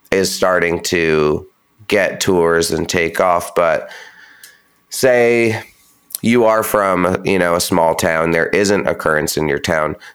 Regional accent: Pacific Northwest, United States; i'm from you know, in the the Northwest, but I'm not from Seattle.

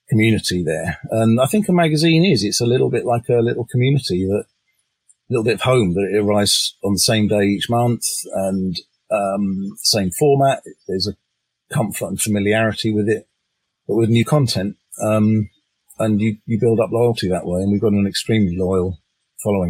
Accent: England, United Kingdom; I'm English

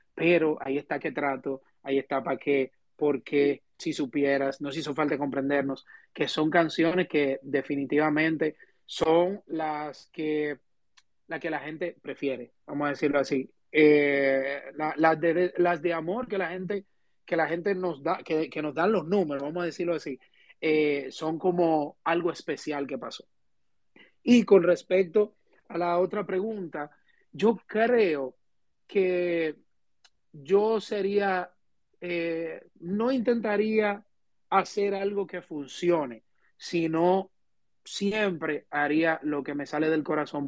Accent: Dominican Republic; somos dominicanos

